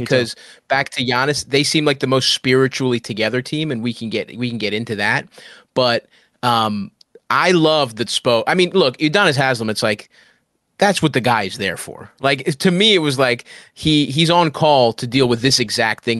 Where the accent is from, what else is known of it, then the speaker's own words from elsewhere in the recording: Baltimore, Maryland, United States; moved away as an adult; now in New York, United States; I grew up in Baltimore